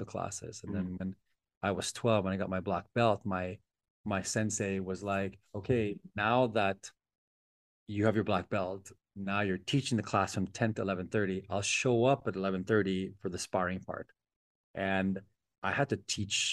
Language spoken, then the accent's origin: English; Philippines; as a Filipino